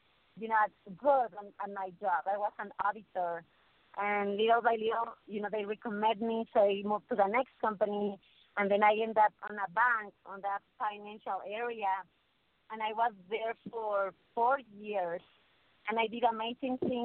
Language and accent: English; León, Guanajuato, Mexico; moved away; Yo soy de León, Guanajuato, donde la vida no vale nada